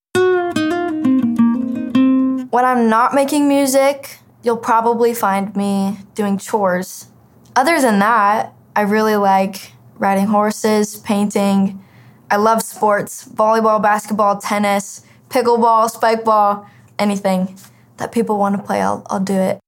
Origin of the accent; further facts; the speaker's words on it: Flagstaff, Arizona, United States; I'm from Flagstaff, Arizona